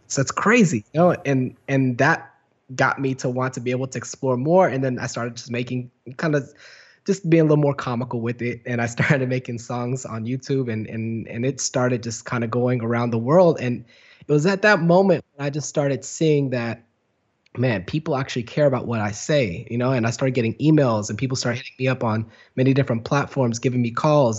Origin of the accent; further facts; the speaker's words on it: Garland, Texas, United States; moved away; also born or lived in Dallas, Texas / London / Los Angeles; I'm from Dallas, Texas. Uh, I was born and raised in Dallas, and then, uh, grew up in a place called Garland, Texas